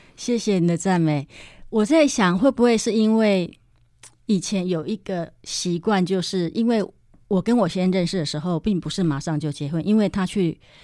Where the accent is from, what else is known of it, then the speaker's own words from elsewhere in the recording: Yilan County, Taiwan; moved away as an adult; also born or lived in Taipei; 我是宜兰乡下出生的小孩，嗯。然后一直都住在宜兰